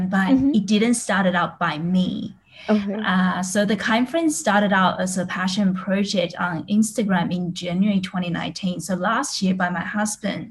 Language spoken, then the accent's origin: English; Australia; moved away as an adult; also born or lived in Taiwan; now in Singapore; I was born in Taiwan and I actually grew up in Australia, and now I'm in Singapore